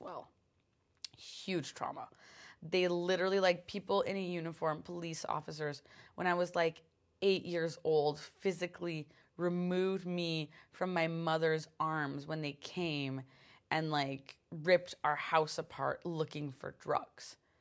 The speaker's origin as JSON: {"language": "English", "country": "Canada", "said": "being a Canadian"}